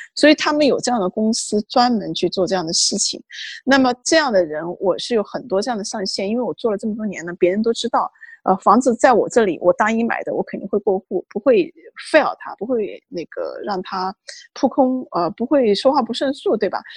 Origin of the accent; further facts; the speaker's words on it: China; moved away as an adult; now in Washington, D.C., United States; 我们中国人